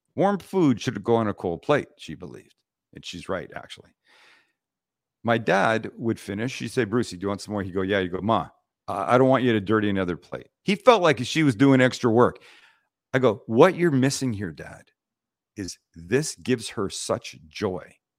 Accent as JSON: {"language": "English", "town": "Vancouver", "region": "British Columbia", "country": "Canada", "said": "we're from Vancouver, Canada"}